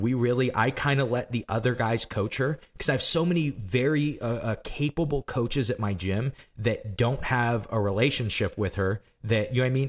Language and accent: English; Granite City, Illinois, United States; we're from Granite City, Illinois